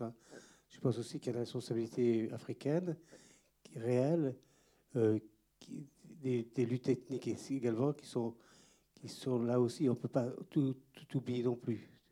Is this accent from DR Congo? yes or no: yes; Goma, North Kivu, DR Congo; moved away; je suis né aussi à Goma, comme Denis, un petit peu avant lui